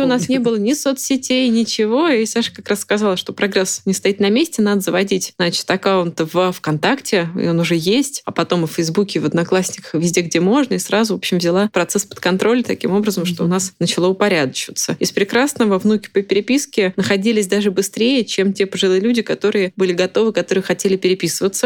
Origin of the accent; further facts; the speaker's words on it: Moscow, Russia; Я из Москвы